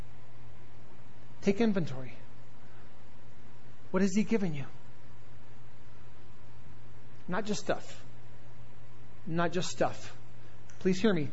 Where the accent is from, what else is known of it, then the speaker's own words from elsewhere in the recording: the South, United States; I am from the South